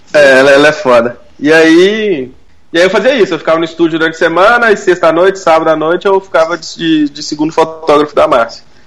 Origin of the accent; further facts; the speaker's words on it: Belo Horizonte, Minas Gerais, Brazil; Eu sou de BH